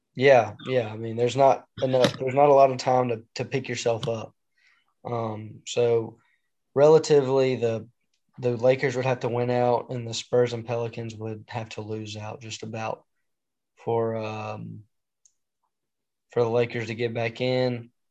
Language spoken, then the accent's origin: English; Memphis, Tennessee, United States; I'm from the Memphis area